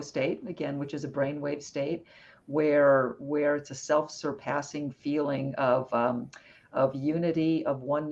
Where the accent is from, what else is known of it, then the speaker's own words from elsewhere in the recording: Arizona, United States; I grew up in Arizona